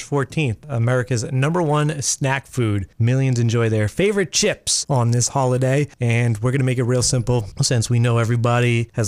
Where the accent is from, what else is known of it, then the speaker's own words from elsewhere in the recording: Massachusetts, United States; moved away as an adult; now in Maine, United States; I grew up in Mass